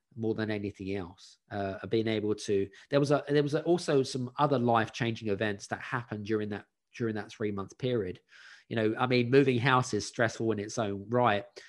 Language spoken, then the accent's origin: English; London, United Kingdom; moved away as an adult; also born or lived in Scandinavia; I grew up in West London in a council property, which is state-owned